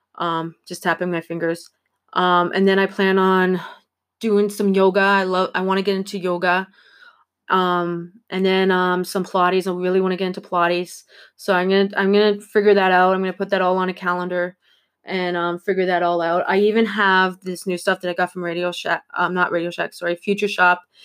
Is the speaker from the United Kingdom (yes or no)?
no; Ontario, Canada; I'm from Ontario